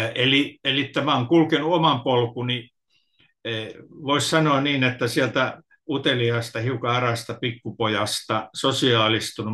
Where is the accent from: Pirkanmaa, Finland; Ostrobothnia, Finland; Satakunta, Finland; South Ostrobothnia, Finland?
Pirkanmaa, Finland; Tampere; Mä oon kotoisin Tampereelta